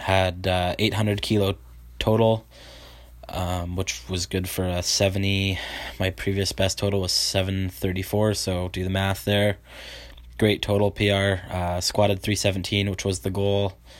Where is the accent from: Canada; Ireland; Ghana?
Canada; Vancouver Island, BC, British Columbia; I am a powerlifter from Vancouver Island, uh, B C Canada